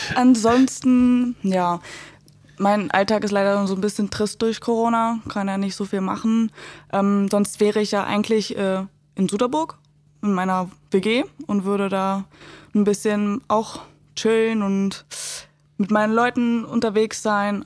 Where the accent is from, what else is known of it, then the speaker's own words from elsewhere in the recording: Gifhorn, Lower Saxony, Germany; moved away; ich war ähm, aus Gifhorn die Einzige, die da war